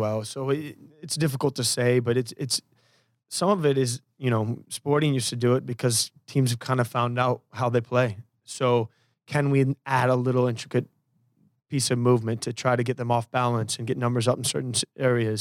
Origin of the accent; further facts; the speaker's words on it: Portland, Oregon, United States; I'm from Portland